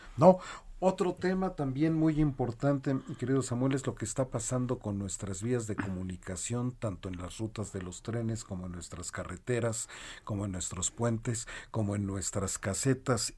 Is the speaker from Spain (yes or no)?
no; Mexico; lo que somos los mexicanos, que somos de lo mejor de lo mejor